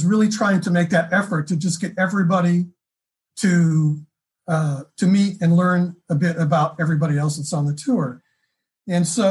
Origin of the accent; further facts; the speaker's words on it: California, United States; moved away; I'm from California. Originally I am.